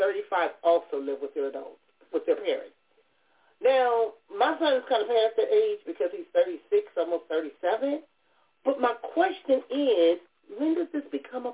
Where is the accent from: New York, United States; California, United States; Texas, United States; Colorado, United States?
California, United States; Compton; moved away as an adult; growing up in Compton